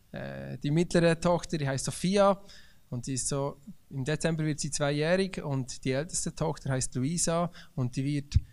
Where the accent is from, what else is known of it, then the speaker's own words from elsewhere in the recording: Bern, Switzerland; ich bin aufgewachsen im Emmental.